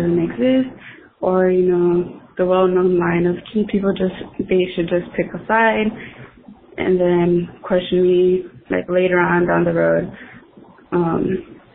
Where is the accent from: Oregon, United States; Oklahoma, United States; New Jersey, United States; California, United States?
California, United States; Los Angeles; I am from Los Angeles, California